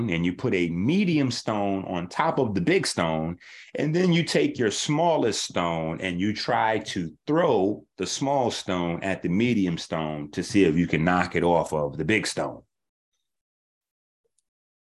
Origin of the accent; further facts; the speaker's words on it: New York City, New York, United States; I'm from 158th Street, Concourse Village side.